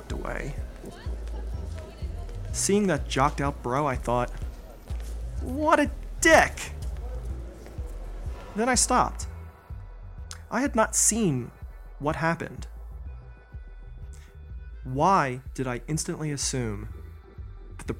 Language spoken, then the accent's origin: English; East Coast, United States; also born or lived in Philadelphia / Boston; now in Denver, United States; I grew up on the East Coast. I spent some time in Philadelphia. I spent some time in Boston. I've lived in Denver for about a little over 10 years